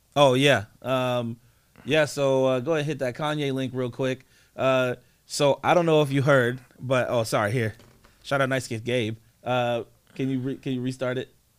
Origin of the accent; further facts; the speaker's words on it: East Coast, United States; now in Portland, United States; I'm from the East Coast, man